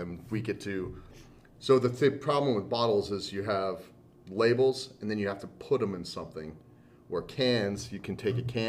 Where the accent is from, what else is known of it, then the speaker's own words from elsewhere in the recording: Southern California, United States; moved away as an adult; we're from Southern California.